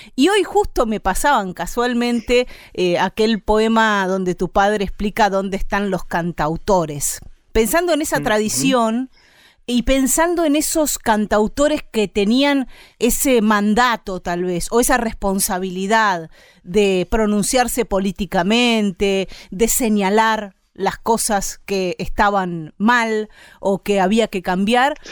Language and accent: Spanish; Argentina; aquí en América Latina, en Argentina sobre todo